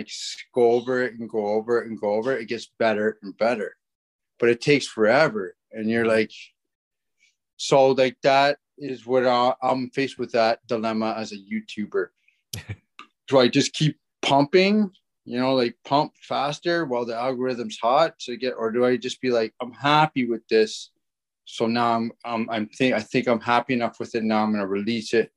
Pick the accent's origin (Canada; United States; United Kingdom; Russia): Canada; Ontario; we're not from Winnipeg. We're from Ontario